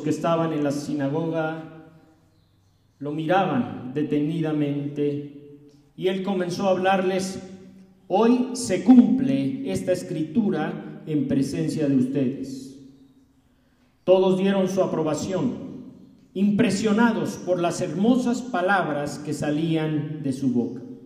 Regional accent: Mexico City, Mexico; now in Morelos, Mexico; Yo vengo del Distrito Federal

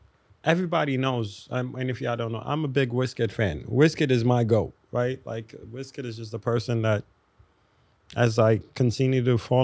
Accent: Ghana; As a Ghanaian man

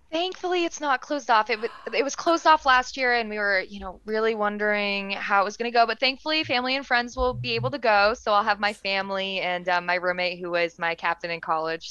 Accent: Vermont, United States; as a Vermonter

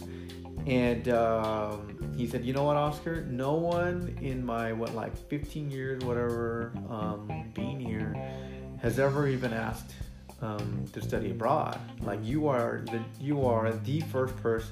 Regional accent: United States; I'm American

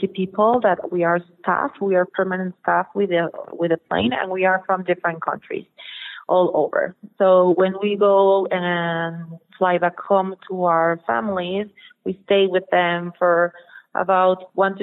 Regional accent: Mexico; And I'm from Mexico. I live 2 hours drive from Mexico City

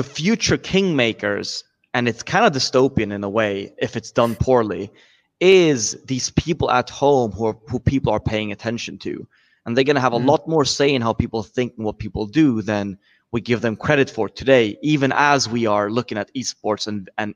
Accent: Sweden; I'm from Sweden

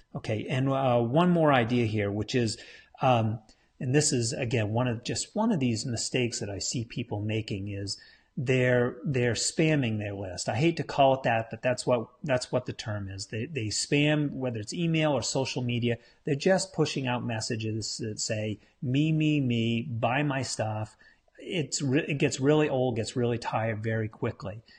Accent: New England, United States; I'm from New England. We're big Patriots fans up here.

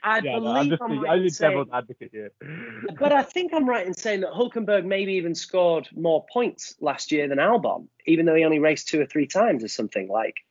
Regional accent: Yorkshire and the Humber, United Kingdom; I say Alpine because I'm from Yorkshire.

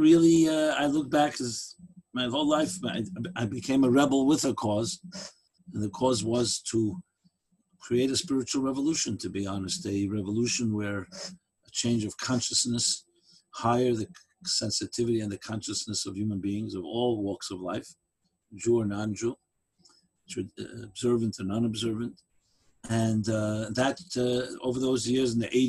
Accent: New York City, New York, United States; I grew up in Crown Heights, USA.

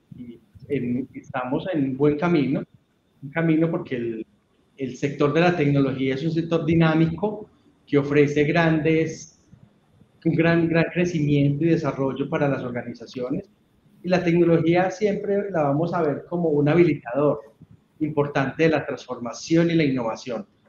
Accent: Urrao, Antioquia, Colombia; soy una persona eh, que nació en un municipio de, Antioquia que se llama Urrao

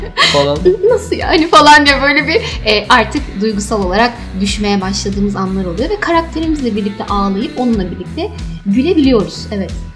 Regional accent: Istanbul, Turkey; also born or lived in Kayseri; Doğma büyüme İstanbul'dayım

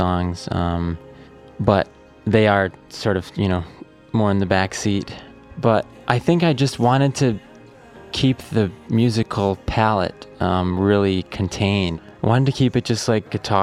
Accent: Wisconsin, United States; growing up in Wisconsin

